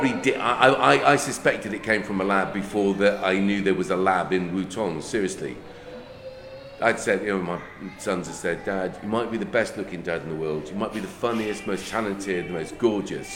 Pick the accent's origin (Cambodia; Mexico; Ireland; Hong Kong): Ireland; I'm Irish